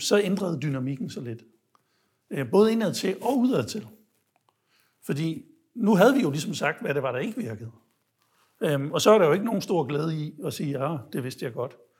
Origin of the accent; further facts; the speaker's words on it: Denmark; jeg var fra Danmark